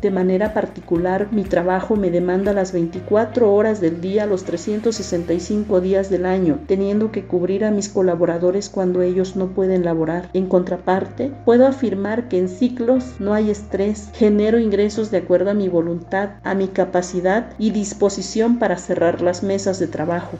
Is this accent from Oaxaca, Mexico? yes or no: yes; Oaxaca, Mexico; como oaxaqueños nos llena de orgullo por ser parte de nuestras raíces y tradiciones